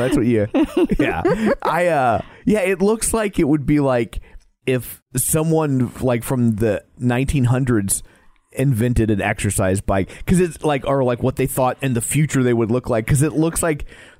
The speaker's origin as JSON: {"language": "English", "region": "Midwest", "country": "United States", "said": "We're from the Midwest"}